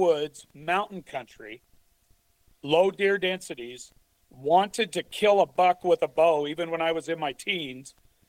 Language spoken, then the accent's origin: English; Idaho, United States; Only Washington, and I grew up in Idaho.